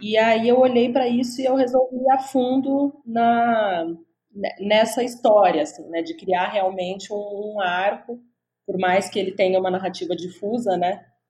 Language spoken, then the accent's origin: Portuguese; Franca, São Paulo, Brazil; moved away as an adult; now in São Paulo, Brazil; eu sou do interior, na verdade, eu sou de Franca, mas já estou morando em São Paulo faz mais uhum. de 10 anos.